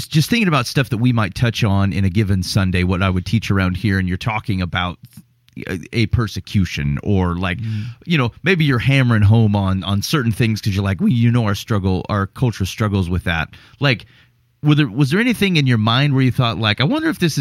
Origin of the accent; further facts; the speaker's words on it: United States; being from America